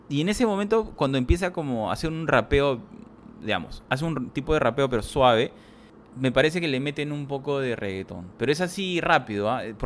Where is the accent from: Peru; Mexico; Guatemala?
Peru; si estamos los dos somos peruanos